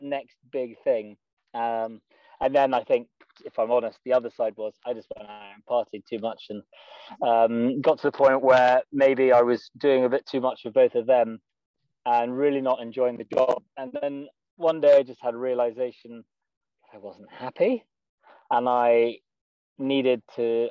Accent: just outside Edinburgh, Scotland, United Kingdom; moved away as an adult; also born or lived in London; I am from Scotland, born just outside Edinburgh, and I had a pretty good childhood.

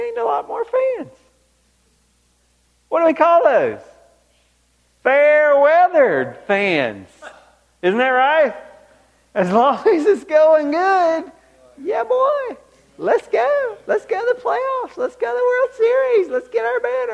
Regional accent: Georgia, United States; growing up in Georgia, I mean, I was 45 minutes from the stadium

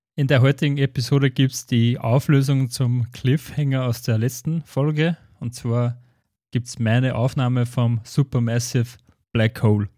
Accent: Schärding, Upper Austria, Austria; bei uns in Schering

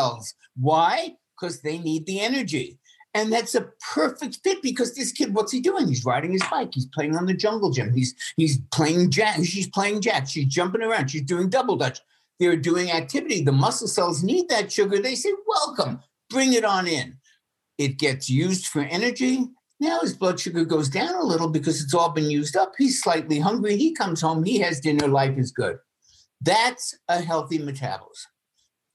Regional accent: New York, United States; I grew up in New York

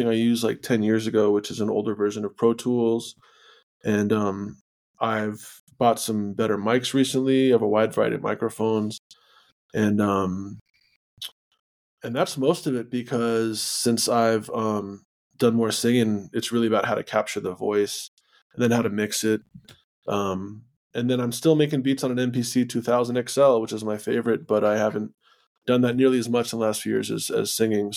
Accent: New Jersey, United States; moved away as an adult; also born or lived in New York City / Kansas; now in New Mexico, United States; I grew up in New Jersey

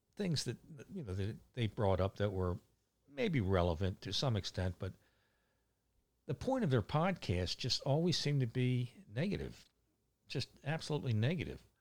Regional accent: Catonsville, Maryland, United States; moved away as an adult; now in Ocean Pines, United States; growing up in Catonsville, uh, I have, still have lifelong friends

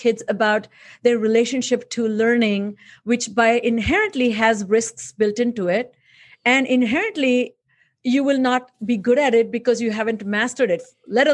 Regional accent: India; moved away; I grew up in India

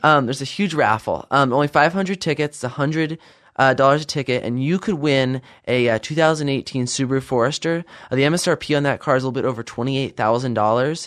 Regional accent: Idaho, United States; also born or lived in Virginia; I was not born in Idaho, but I would definitely say I grew up here. Uh, I was born back in Virginia, uh, moved here in two thousand one, and I spent most of my life here since then.

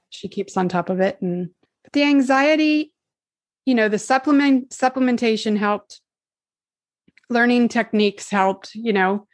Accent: California, United States; I was born here in California fifty-two years ago.

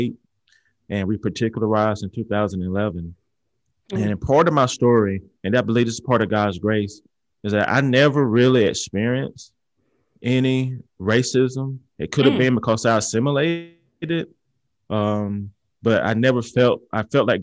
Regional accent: Georgia, United States; now in Alabama, United States; I'm from Georgia

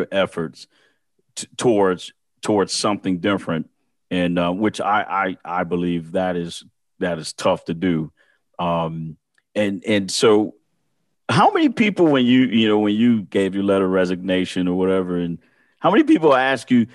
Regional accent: Michigan, United States; I'm from Michigan

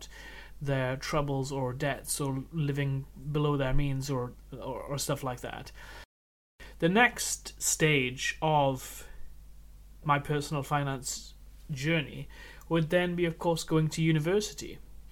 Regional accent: Wales, United Kingdom; I grew up in Wales

